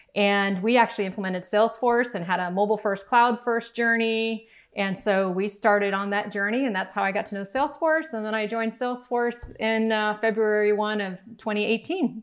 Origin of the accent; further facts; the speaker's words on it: Miami, Florida, United States; we grew up in Miami